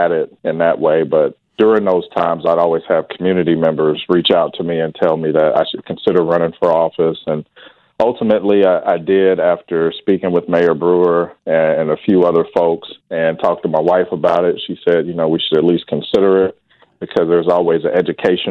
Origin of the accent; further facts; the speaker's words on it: Wichita, Kansas, United States; I grew up here in Wichita